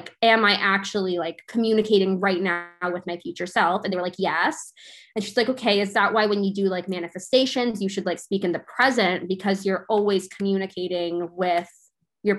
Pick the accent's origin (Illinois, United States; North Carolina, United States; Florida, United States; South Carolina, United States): Florida, United States; also born or lived in Hawaii; I grew up in a divorced household, and not only divorced, but my mom and I moved to Florida from Hawaii when I was like 7